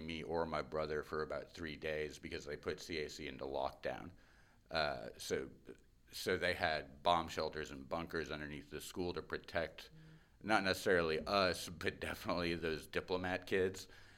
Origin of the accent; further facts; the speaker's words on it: Cairo, Cairo Governorate, Egypt; also born or lived in London; So I was born in London. And then I want to say by the time I was 8 months old, we were on a plane to Cairo. And lived in Cairo